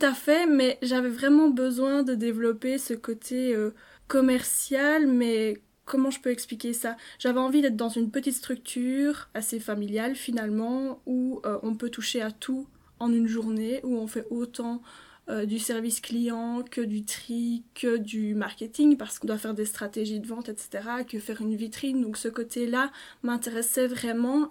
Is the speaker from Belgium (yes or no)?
yes; Liège, Wallonia, Belgium; je suis liégeoise pure souche